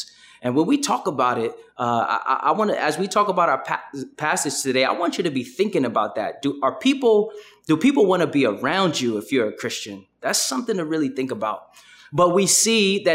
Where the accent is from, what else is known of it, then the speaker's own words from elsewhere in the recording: New York City, New York, United States; I'm from Brooklyn, and I kind of have a Brooklyn bop